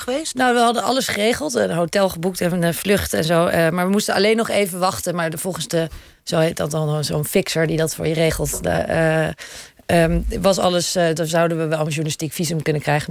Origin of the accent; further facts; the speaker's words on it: Netherlands; ik kom uit Nederland